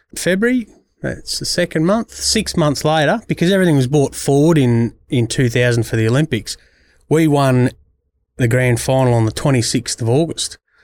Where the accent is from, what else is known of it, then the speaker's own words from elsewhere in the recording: Culcairn, New South Wales, Australia; moved away as an adult; also born or lived in Yackandandah / Wodonga; I born and bred in Kalkan, but I grew up at Yakandanda